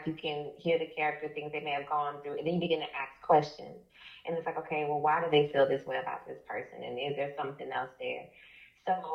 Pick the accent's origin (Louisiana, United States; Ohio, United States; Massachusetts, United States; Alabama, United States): Alabama, United States; Tuskegee; moved away as an adult; now in Atlanta, United States; I'm from Alabama, originally from Tuskegee, Alabama, small town. I've been in Georgia since about 2006